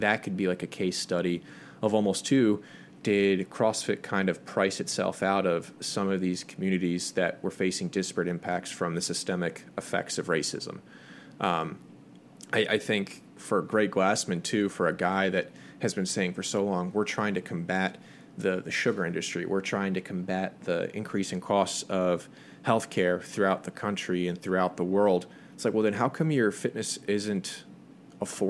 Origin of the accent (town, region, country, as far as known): United States